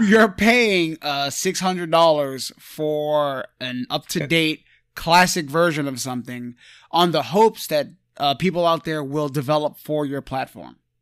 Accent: New York, United States; we're from New York

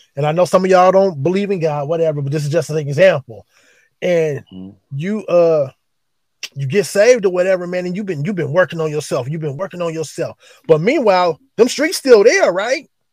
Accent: East Palo Alto, California, United States; also born or lived in Oakland, California; born and raised in East Palo Alto. Move move to move to Oakland

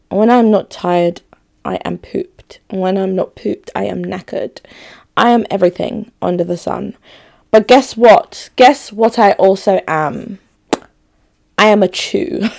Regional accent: Enugu, Enugu State, Nigeria; born there; Luckily I knew where I was born. Like I was born in Enugu. Like I'm Igbo through and through Enugu babe.

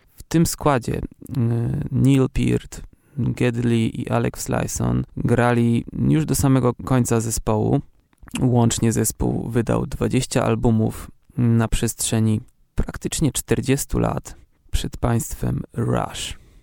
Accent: Olsztyn, Warmian-Masurian Voivodeship, Poland; Pochodzę z Olsztyna.

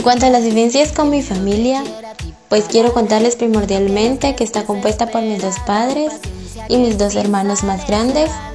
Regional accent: Coatepeque, Quetzaltenango, Guatemala; moved away as an adult; soy de Coatepeque y partí a la ciudad de Quetzaltenango en busca de un sueño.

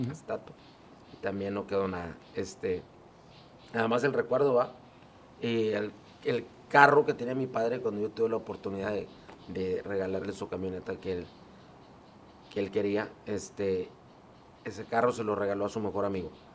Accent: San Nicolás de los Garza, Nuevo León, Mexico; Yo nací en San Nicolás, soy de San Nicolás de los Garza, Nuevo León

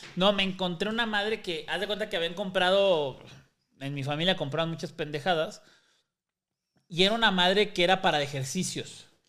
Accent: Mexico City, Mexico; also born or lived in Roma, Mexico City; Yo crecí en Iztapalapa

